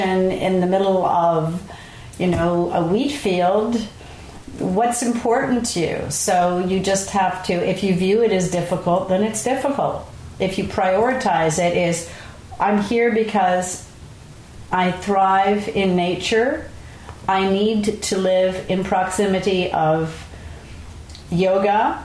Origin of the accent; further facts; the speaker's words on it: Montreal, Quebec, Canada; now in Marin, United States; Growing up, I grew up in Montreal and we had a country house